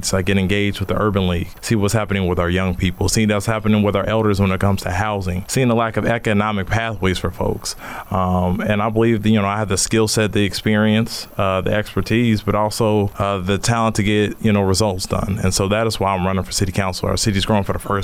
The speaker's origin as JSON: {"language": "English", "town": "Knoxville", "region": "Tennessee", "country": "United States", "tie": "born or raised there", "moved": "yes", "lives_now": "Richmond, United States", "said": "Originally, I'm from Knoxville, Tennessee, just outside the rolling hills of the Smoky Mountains. Grew up in an environment similar to a lot of our young people"}